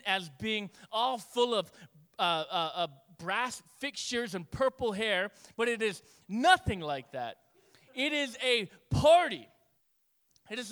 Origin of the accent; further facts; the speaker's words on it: Northeast, United States; we're Yankee and we're Northeast